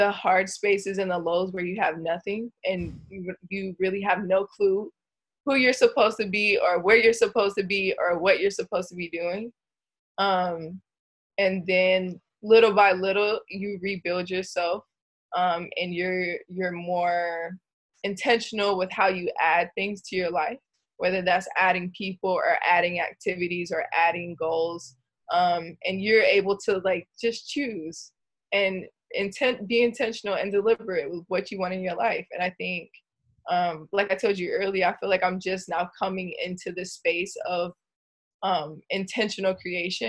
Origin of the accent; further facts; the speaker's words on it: Gainesville, Georgia, United States; now in Southern California, United States; I'm from Gainesville, Georgia.